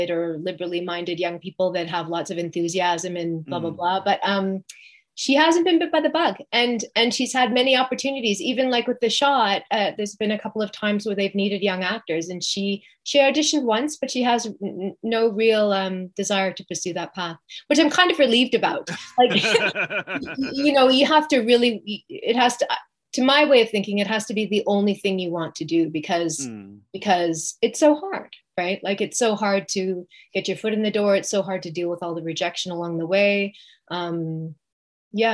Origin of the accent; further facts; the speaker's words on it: West Coast, Canada; moved away as an adult; also born or lived in Toronto; it brought me to Toronto because I grew up on the West Coast.